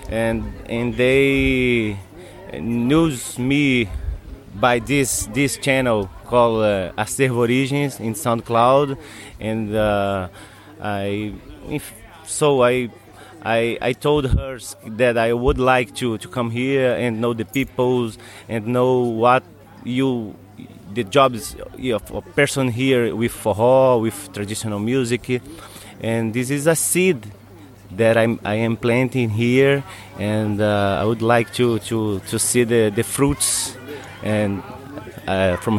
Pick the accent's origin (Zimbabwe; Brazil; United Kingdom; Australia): Brazil; English is a second language; in Brazil we don't have this